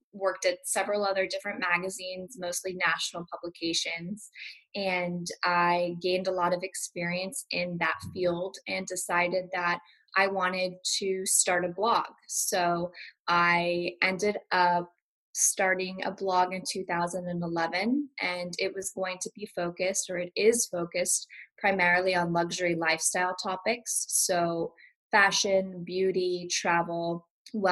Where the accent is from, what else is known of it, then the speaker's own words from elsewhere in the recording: Malibu, California, United States; also born or lived in Beverly Hills; I grew up in LA. I grew up in Malibu